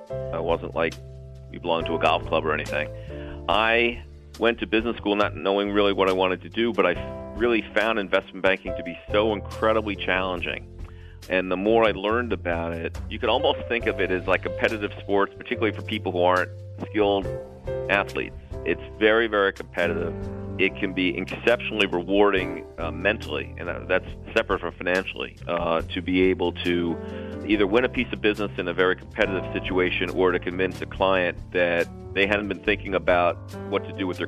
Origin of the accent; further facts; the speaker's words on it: New York, United States; I was born in New York